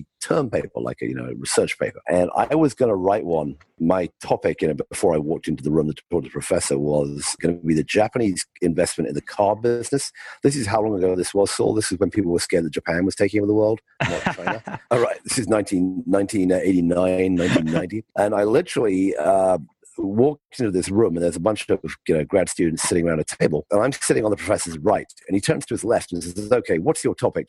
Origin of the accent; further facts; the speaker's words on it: United Kingdom; moved away as an adult; also born or lived in California; I grew up in the UK, as you can tell by my accent.